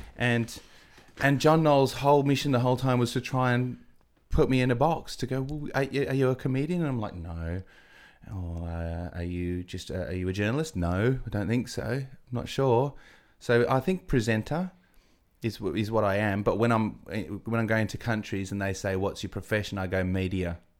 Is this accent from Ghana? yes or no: no; Adelaide, South Australia, Australia; also born or lived in England; I'm from Adelaide